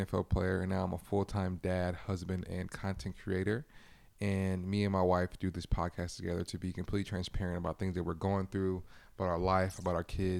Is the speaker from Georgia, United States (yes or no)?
no; Los Angeles, California, United States; I think growing up in LA, like I'm originally from Los Angeles, California, as most of you guys know, and I've grew up around police brutality and the whole nine yards